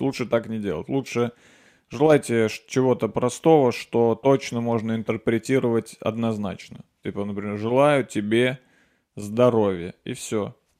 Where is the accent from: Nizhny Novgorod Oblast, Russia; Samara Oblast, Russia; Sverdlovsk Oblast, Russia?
Nizhny Novgorod Oblast, Russia; Nizhny Novgorod; born or raised there; moved away